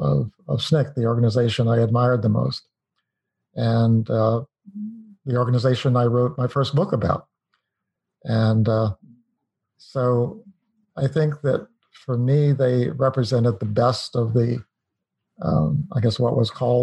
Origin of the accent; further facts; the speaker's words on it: Los Alamos, New Mexico, United States; moved away as an adult; also born or lived in Los Angeles; I grew up in New Mexico, in a small town, Los Alamos, actually